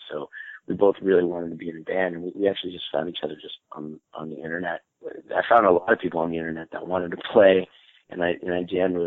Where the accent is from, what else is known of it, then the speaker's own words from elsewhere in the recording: Albany, New York, United States; moved away as an adult; now in New York City, United States; I moved down here from Albany, New York, from upstate where I grew up